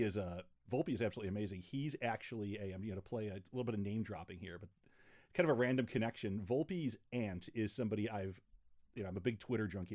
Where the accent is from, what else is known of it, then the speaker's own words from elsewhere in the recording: Rochester, New York, United States; now in Chicago, United States; I grew up in Rochester, New York, uh, before I moved to Chicago